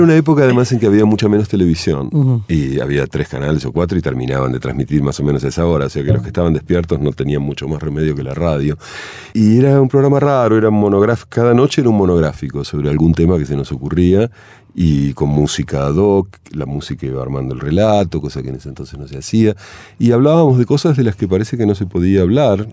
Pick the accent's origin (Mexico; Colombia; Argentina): Argentina; moved away as an adult; Argentina cuando tenía 18 años